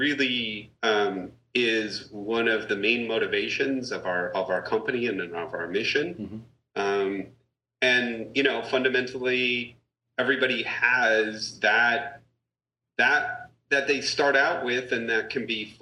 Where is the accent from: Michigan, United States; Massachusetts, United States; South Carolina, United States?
Massachusetts, United States; I grew up in Massachusetts, in not Boston or Cambridge or something like that, but out in a hill town